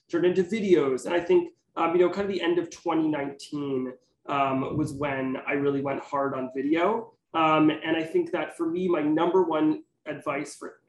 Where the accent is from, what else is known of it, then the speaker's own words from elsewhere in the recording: Teaneck, New Jersey, United States; moved away as an adult; also born or lived in Manhattan, New York; now in New York City, United States; I'm from Teaneck, New Jersey. I currently live in Manhattan.